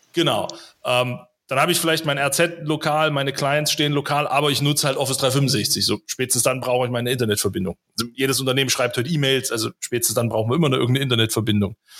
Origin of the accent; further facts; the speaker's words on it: Weimar, Thuringia, Germany; ich komme ja hier aus Thüringen